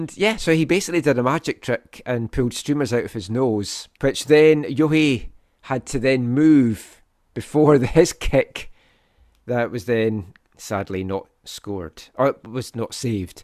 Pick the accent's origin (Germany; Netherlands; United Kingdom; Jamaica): United Kingdom; Scotland; moved away; you know me as a Scot